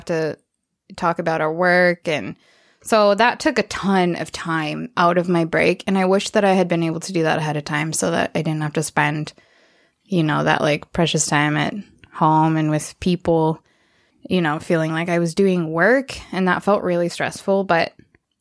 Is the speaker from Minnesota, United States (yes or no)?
yes; Minnesota, United States; moved away as an adult; now in Nepal; I'm from Minnesota.